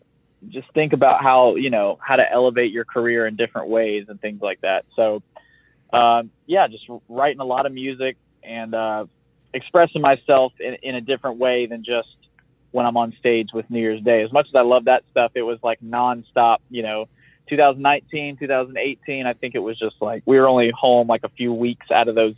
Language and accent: English; the South, United States; I am from the South